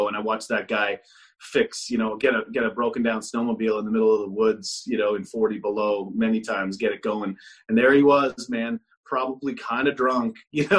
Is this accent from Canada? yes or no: yes; Pembroke, Ontario, Canada; born or raised there; moved away as an adult; also born or lived in Kitchener